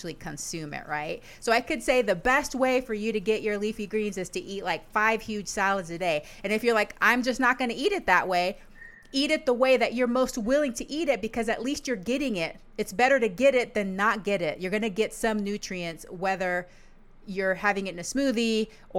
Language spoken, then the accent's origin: English; Panama; now in Yakima, United States; I'm originally from Panama